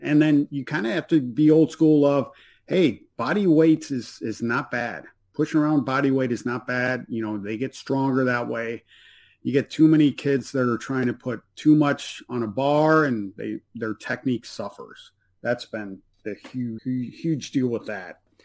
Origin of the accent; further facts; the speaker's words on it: South Bend, Indiana, United States; I'm from the South Bend area, so I'm kind of partial to University of Notre Dame